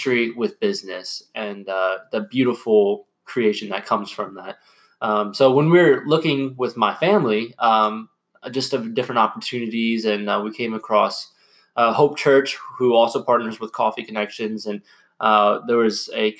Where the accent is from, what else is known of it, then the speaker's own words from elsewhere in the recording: Lima, Ohio, United States; I'm originally from the Lima, Ohio area